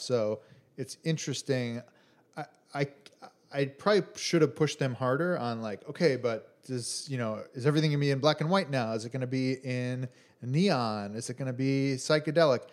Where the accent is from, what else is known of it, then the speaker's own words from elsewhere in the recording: Chicago, Illinois, United States; from Chicago, from the Midwest